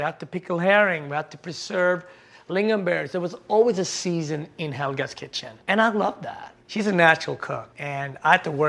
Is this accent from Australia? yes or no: no; Sweden; moved away as an adult; also born or lived in Ethiopia / Harlem, New York; now in United States; Just like any other Swede, I was born in Ethiopia.